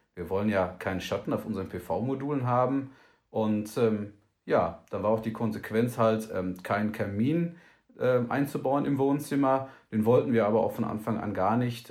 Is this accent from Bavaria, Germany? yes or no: no; Hagen, North Rhine-Westphalia, Germany; in Hagen in Nordrhein-Westfalen. Ähm, das ist meine Heimatstadt